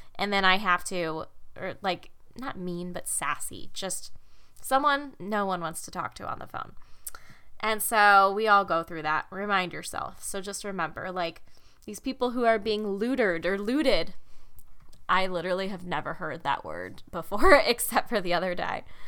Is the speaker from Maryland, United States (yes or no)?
no; Chicago, Illinois, United States; I'm from the Midwest, if you didn't know that. Chicago